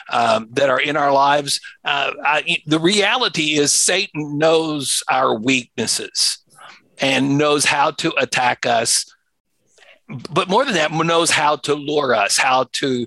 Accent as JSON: {"language": "English", "town": "Louisville", "region": "Kentucky", "country": "United States", "tie": "born or raised there", "said": "my hometown in Louisville, Kentucky"}